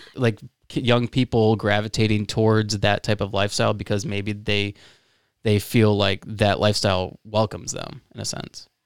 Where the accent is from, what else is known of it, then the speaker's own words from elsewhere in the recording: Florida, United States; now in Lansing, United States; I'm from Florida.